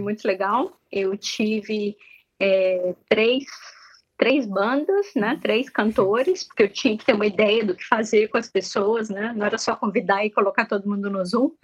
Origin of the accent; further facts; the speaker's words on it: Minas Gerais, Brazil; also born or lived in Lake Constance, Germany; now in Germany; como uma boa mineira